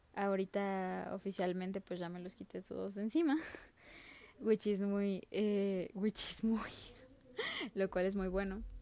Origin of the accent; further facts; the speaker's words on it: Mexico; soy mexicana y soy estudiante universitaria de sociología